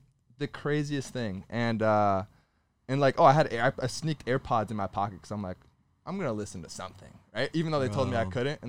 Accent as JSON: {"language": "English", "region": "Florida", "country": "United States", "tie": "born or raised there", "said": "I'm a U.S. citizen. Yeah. I was born in Florida."}